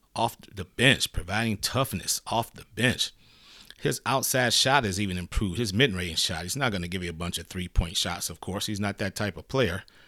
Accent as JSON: {"language": "English", "town": "Detroit", "region": "Michigan", "country": "United States", "moved": "yes", "said": "I'm originally from the Motor City, Detroit"}